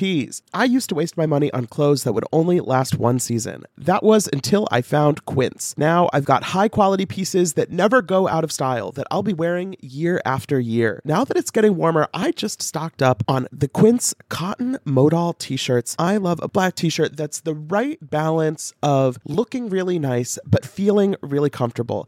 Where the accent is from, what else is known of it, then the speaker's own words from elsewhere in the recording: St. Louis, Missouri, United States; moved away; I'm from St. Louis.